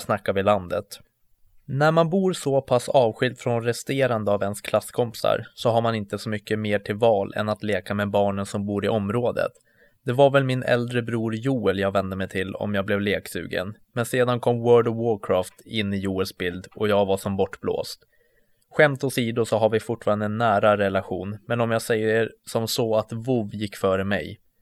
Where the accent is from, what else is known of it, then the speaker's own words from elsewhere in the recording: Mjölkebo, Uppsala County, Sweden; växte jag upp i en liten by vid namn Mjölkebo.